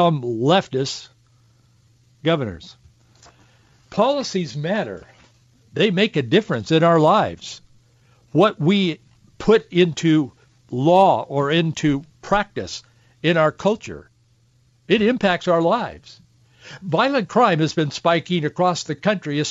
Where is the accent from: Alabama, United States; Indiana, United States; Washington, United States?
Washington, United States; Yakima Valley; when I was a kid growing up in the Yakima Valley, where we'd get a bunch of snow and it'd get real cold.